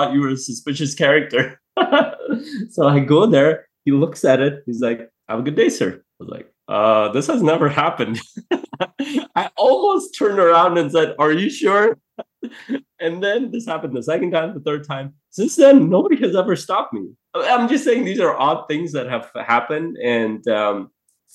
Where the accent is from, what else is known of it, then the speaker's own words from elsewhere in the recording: Afghanistan; moved away; I come from a place, I was born in Afghanistan